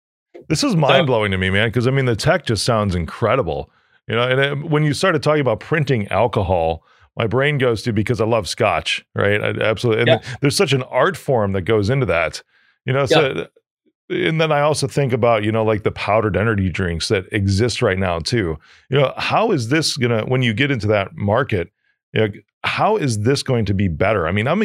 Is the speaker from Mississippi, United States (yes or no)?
no; New York, United States; Yeah, so, I'm just from New York.